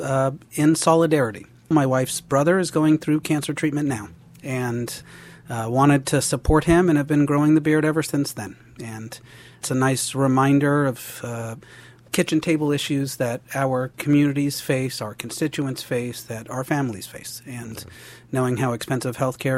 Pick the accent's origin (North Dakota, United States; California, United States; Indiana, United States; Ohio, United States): California, United States; Fresno; also born or lived in Delano, California; moved to Fresno when I was a young boy and went to public schools there.